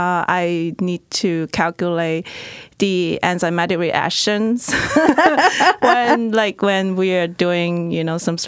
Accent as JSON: {"language": "English", "town": "Guangzhou", "region": "Guangdong", "country": "China", "tie": "born or raised there", "moved": "as an adult", "lives_now": "United States", "said": "I am not originally from the United States. I grew up in China. Majority of my families are still in my hometown, Guangzhou, in China."}